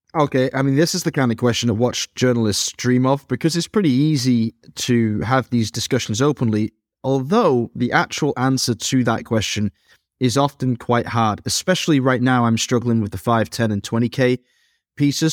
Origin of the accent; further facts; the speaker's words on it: Dresden, Saxony, Germany; my hometown of Dresden